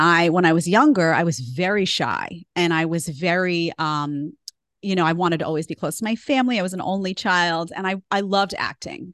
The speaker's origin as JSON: {"language": "English", "town": "New York City", "region": "New York", "country": "United States", "tie": "born or raised there", "also_born_or_lived": "Manhattan", "moved": "as an adult", "lives_now": "Florida, United States", "said": "I grew up in Staten Island"}